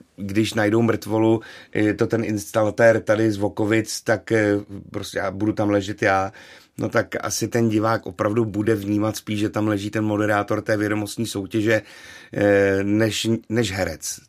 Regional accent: Karlovy Vary, Karlovy Vary Region, Czechia; vzpomínka na Vánoce v, v mém rodném městě, tedy v Karlových Varech

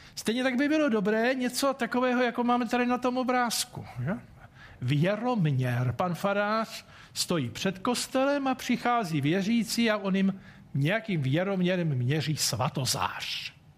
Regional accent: Czechia; nám Čechům

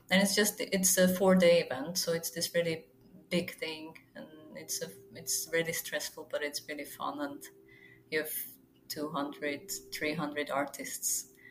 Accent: Zlín, Zlín Region, Czechia; English is a second language; I would really like to exhibit in my hometown, Zlin, which is in the eastern part of the country

